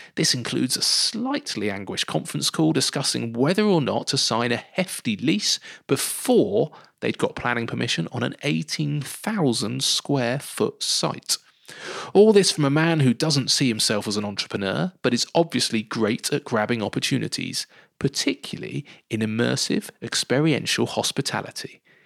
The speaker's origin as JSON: {"language": "English", "town": "Bournemouth", "region": "South West England", "country": "United Kingdom", "said": "I'm from the seaside, so I'm laughing because I'm from Bournemouth"}